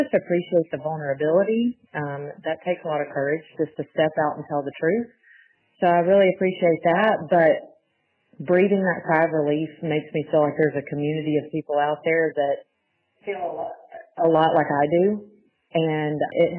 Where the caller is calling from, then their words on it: Auburn, Alabama, United States; I'm from Auburn, Alabama.